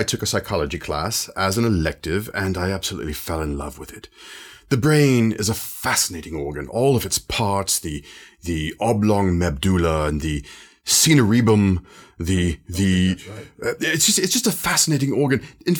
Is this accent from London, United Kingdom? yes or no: yes; London, United Kingdom; I am from London, of course, and have been a practicing psychologist for a number of years